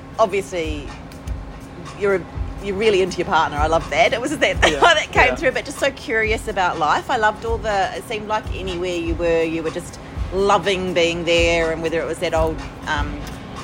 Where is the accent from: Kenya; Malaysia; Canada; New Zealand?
New Zealand; now in Australia; I'm a New Zealander